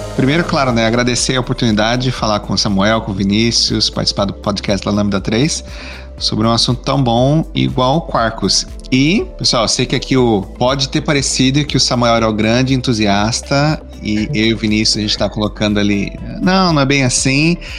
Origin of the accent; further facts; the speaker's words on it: Maringá, Paraná, Brazil; now in United States; sou natural, nascido e criado aí de, em Maringá, Paraná